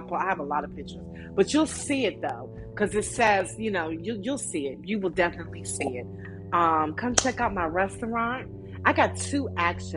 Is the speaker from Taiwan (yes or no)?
no; Maryland, United States; I'm from Maryland